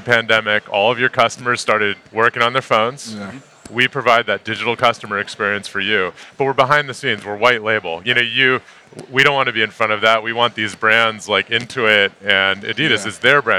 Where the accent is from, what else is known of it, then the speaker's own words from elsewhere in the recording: Bay Area, California, United States; As someone who's born and bred in the Bay Area